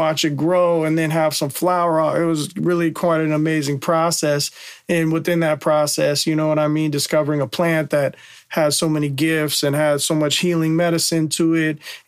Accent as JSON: {"language": "English", "town": "San Francisco", "region": "California", "country": "United States", "tie": "born or raised there", "said": "I'm growing up in Bernal Heights"}